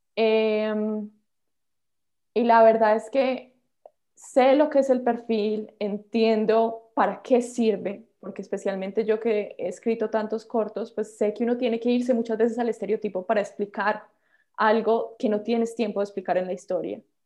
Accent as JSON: {"language": "Spanish", "country": "Colombia", "also_born_or_lived": "Los Angeles, United States", "moved": "as an adult", "said": "como colombiana"}